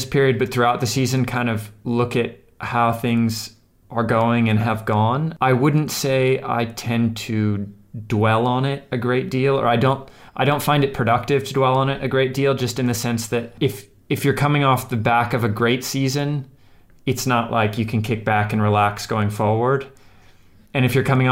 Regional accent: United States; stick out like a sore thumb as an American there.

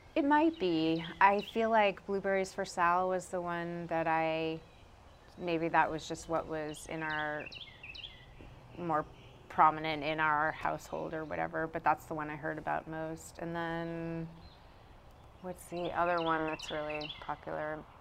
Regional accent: Brunswick, Maine, United States; now in Durham, United States; I was born in Brunswick, Maine.

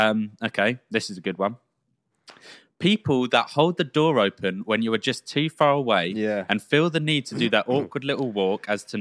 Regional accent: England, United Kingdom; Think as English people, we say like, sorry, way too much.

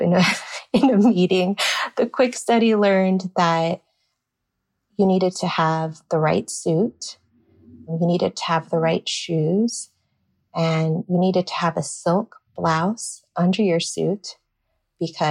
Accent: Rio Grande Valley, Texas, United States; moved away; Growing up in the Valley

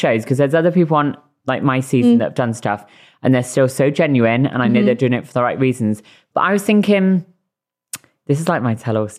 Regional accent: Bristol, South West England, United Kingdom; I am from Bristol.

